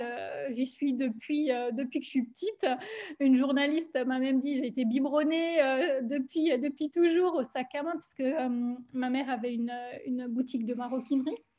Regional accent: Alsace, Grand Est, France; accent: Alsatian; moved away as an adult; also born or lived in German-speaking Switzerland; now in Switzerland; je suis originaire euh, d'Alsace. J'ai vécu 30 ans

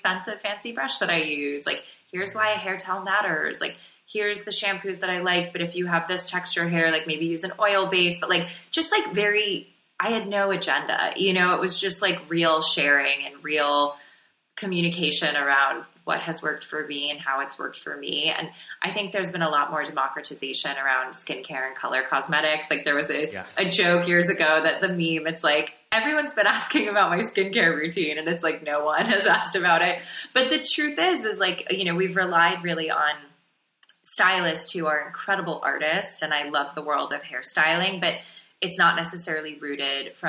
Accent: South Florida, United States; growing up in South Florida

